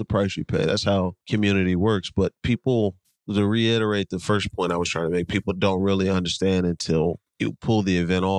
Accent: Monmouth County, Tinton Falls, New Jersey, United States; moved away; also born or lived in Red Bank, New Jersey; we are from Monmouth County, from Tin Falls, lived in Red Bank

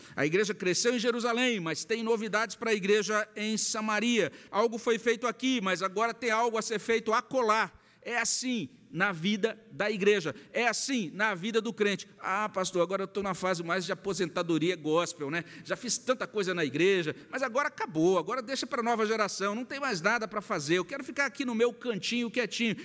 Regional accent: Brazil; nós, brasileiros do século XXI

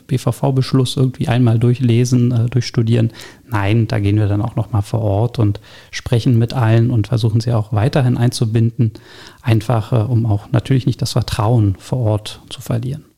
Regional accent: Berlin, Germany; gebürtiger Berliner, allerdings nicht hier im schönen Stege Zehlendorf geboren, sondern äh, komme aus dem Nordosten Berlins, aus Pankow

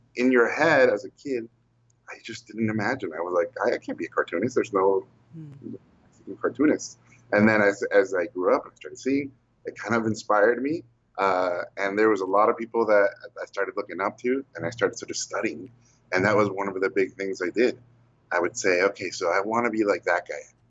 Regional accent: Tijuana, Baja California, Mexico; also born or lived in Mexico City; When I was a kid, I moved to Tijuana, which is in the border between the U.S. and Mexico. I was 9 years old

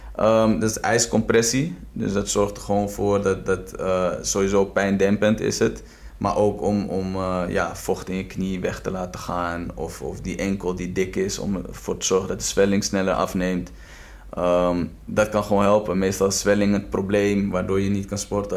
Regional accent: Amstelveen, North Holland, Netherlands; also born or lived in Tbilisi, Georgia; ik ben opgegroeid in Westwijk

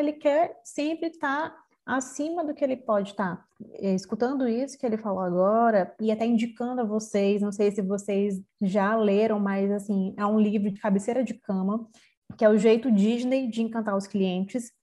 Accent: São Luís, Maranhão, Brazil; eu sou aqui de São Luís do Maranhão

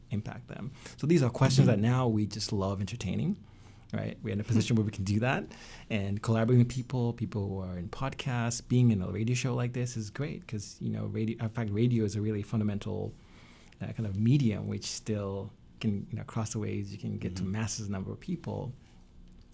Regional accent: Tanzania; now in United States; Tanzania, my home country

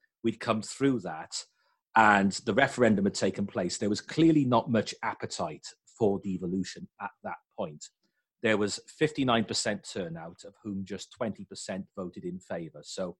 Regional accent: Wales, United Kingdom; I am very proud to be Welsh. I don't speak Welsh

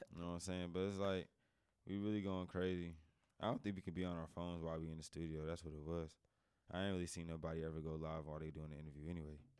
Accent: New Jersey, United States; also born or lived in Raleigh, North Carolina; now in North Carolina, United States; I come from Jersey

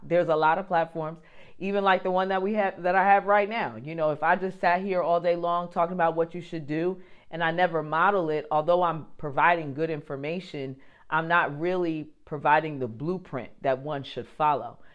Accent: New Jersey, United States; I'm from New Jersey

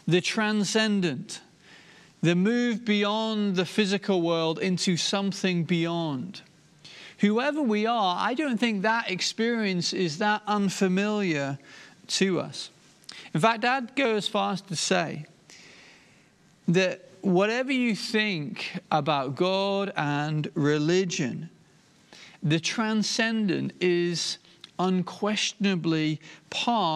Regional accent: Inverurie, Scotland, United Kingdom; now in England; where I was born, up in Aberdeenshire and in Verurie.

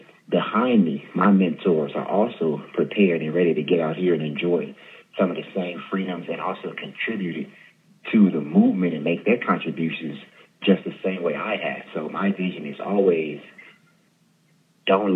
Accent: Stockton, California, United States; born and raised in Stockton, California

